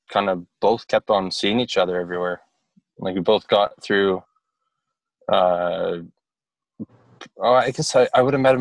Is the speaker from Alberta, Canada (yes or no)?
yes; Calgary, Alberta, Canada; born or raised there